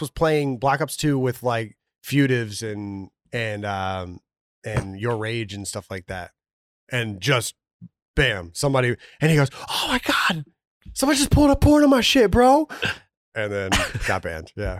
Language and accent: English; Georgia, United States; I grew up in Georgia